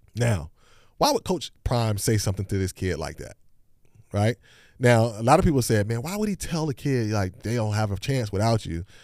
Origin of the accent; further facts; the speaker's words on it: Hampton, Virginia, United States; I grew up in Hampton, Virginia